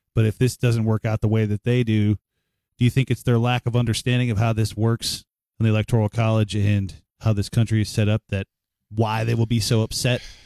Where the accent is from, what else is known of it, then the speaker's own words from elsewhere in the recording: Cleveland, Ohio, United States; I'm from Cleveland, Ohio